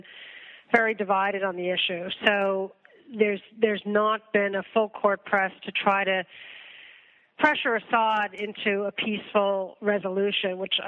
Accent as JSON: {"language": "English", "area": "Westchester County", "region": "New York", "country": "United States", "tie": "born or raised there", "said": "I grew up outside of New York. In Westchester County."}